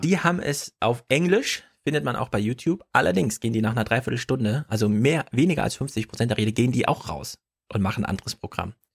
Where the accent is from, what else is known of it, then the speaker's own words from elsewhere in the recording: East Germany, Germany; als Ossi-Kind, da hat man halt Russisch in der Schule